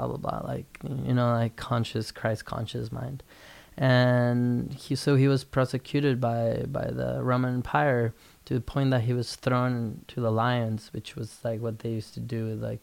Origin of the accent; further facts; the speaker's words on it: Guatemala; I was born and raised in Guatemala in a Spanish Catholic family